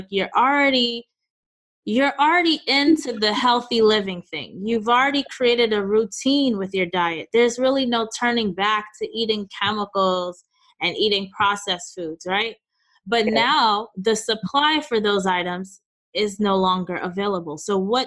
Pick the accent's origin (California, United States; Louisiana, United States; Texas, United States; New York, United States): New York, United States; moved away as an adult; also born or lived in Oakland / Chicago; now in Los Angeles, United States; So I've lived in New York, born and raised in New York, lived in Oakland after for, like, let's say a couple years, 2.5 years. Then I moved to Chicago, lived there for about 7 years, and then now we live in Los Angeles